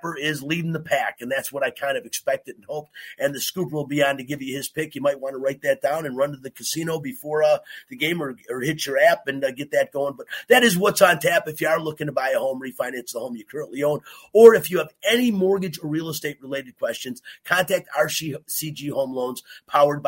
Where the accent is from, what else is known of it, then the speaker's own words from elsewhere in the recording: Detroit, Michigan, United States; moved away; I'm from Detroit